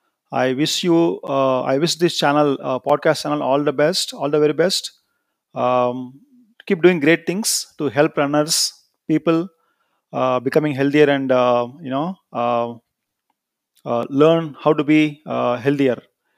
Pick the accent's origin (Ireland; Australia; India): India; I am from India.